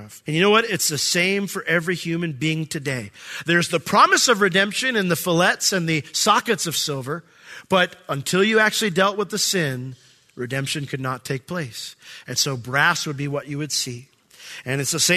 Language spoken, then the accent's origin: English; United States; I'm American